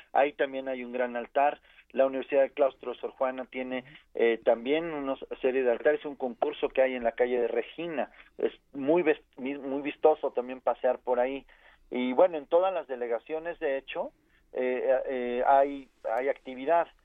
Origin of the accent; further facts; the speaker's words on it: Mexico City, Mexico; como capitalinos y como mexicanos